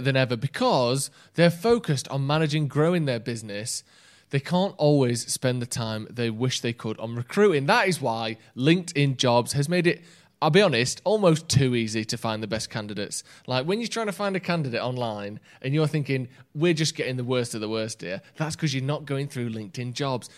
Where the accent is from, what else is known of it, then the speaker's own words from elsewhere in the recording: England, United Kingdom; I've lived here on my life